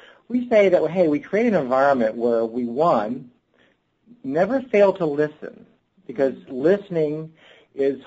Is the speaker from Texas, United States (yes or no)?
yes; Texas, United States; I grew up in Texas